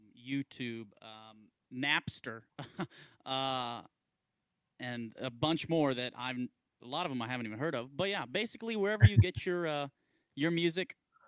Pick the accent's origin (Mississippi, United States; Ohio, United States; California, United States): Mississippi, United States; Columbus; I'm from Columbus.